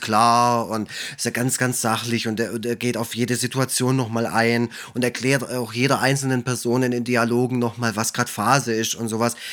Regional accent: Swabia, Germany; als Schwabe

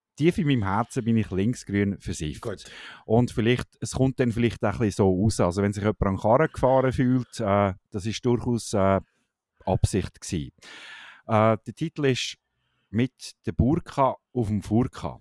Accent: Switzerland

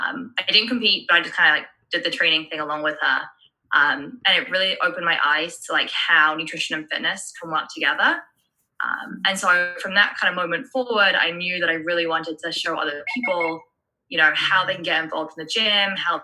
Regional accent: England, United Kingdom; moved away as an adult; now in United States; I was born and raised in England. Then I moved to America when I was like 19

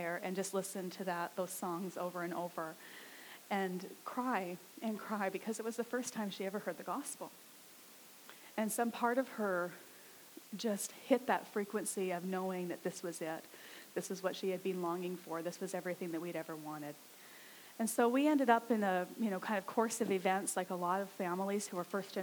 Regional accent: Saskatchewan, Canada; now in Abbotsford, Canada; I grew up in Saskatchewan

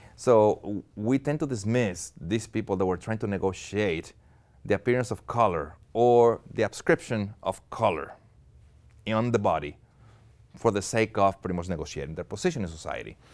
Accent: Monterrey, Nuevo León, Mexico; moved away as an adult; also born or lived in Austin, Texas; Where I'm originally from, Monterrey, Mexico, which is in the northeast of the country, and, uh, I lived there for twenty-one years, uh, born and raised

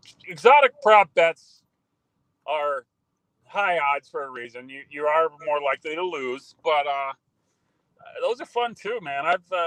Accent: Boston, Massachusetts, United States; moved away; I am from Boston as a kid

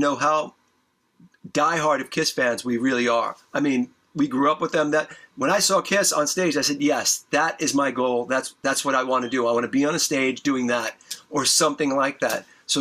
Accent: New York, United States; I grew up in New York

